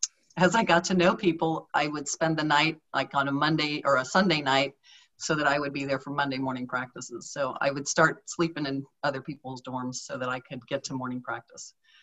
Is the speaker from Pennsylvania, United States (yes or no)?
no; Fairfield, Ohio, United States; I grew up in Fairfield, Ohio